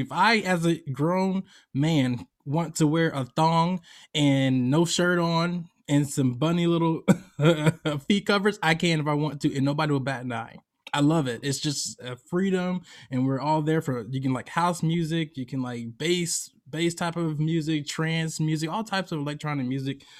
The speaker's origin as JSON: {"language": "English", "town": "Atlanta", "region": "Georgia", "country": "United States", "tie": "born or raised there", "moved": "as an adult", "lives_now": "California, United States", "said": "I grew up in Atlanta, Georgia, but heavily in the African American community"}